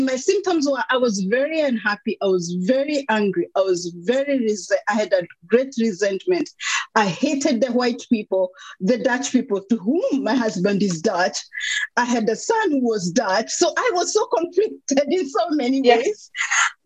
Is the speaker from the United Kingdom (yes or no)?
no; Kenya; moved away as an adult; also born or lived in Netherlands / Luxembourg; now in Belgium; I'm from Kenya, grew up a rural girl, a preacher's kid